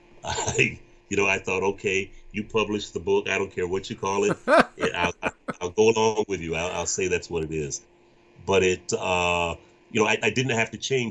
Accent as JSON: {"language": "English", "town": "Flint", "region": "Michigan", "country": "United States", "said": "I am from Flint, Michigan"}